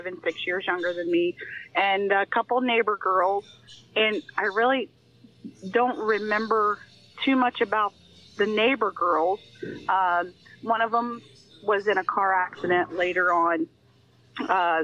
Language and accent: English; Adams County, Ohio, United States; I grew up in Adams County, Ohio, which I grew up right in the heart of the Amish community